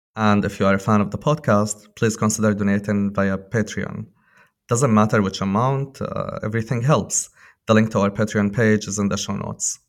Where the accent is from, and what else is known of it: Syria; born or raised there